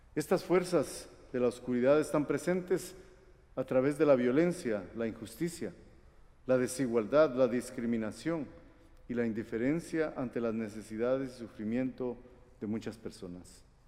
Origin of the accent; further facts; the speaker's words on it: Guatemala; moved away; also born or lived in Costa Rica; yo nací en Guatemala. Y también soy costarricense